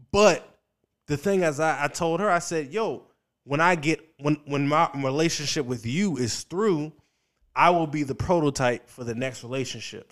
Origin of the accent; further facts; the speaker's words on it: Richmond, Virginia, United States; moved away; also born or lived in Washington, D.C.; I'm from Virginia. I grew up in Virginia, Richmond, Virginia